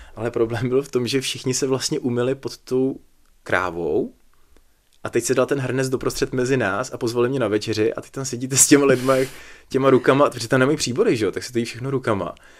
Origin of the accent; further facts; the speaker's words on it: Plzeň, Plzeň Region, Czechia; jsem z Plzně